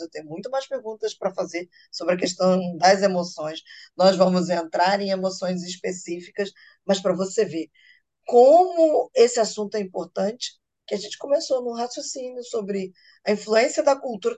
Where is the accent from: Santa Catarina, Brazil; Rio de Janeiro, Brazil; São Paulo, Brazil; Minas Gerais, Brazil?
Rio de Janeiro, Brazil; eu sou carioca